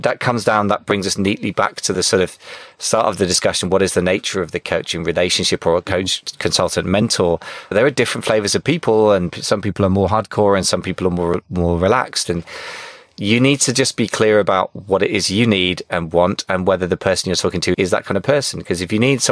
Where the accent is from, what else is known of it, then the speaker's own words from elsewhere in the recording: United Kingdom; I'm too British